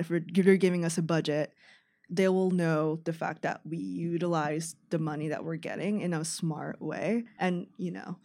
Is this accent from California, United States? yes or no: yes; San Francisco Bay Area, California, United States; moved away as an adult; now in Chicago, United States; I'm actually from San Francisco Bay Area. Um, I moved here for college